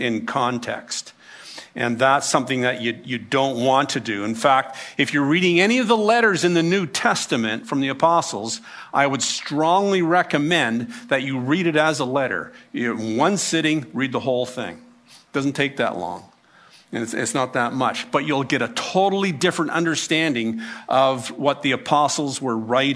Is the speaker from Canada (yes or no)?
yes; Canada; we are Canadian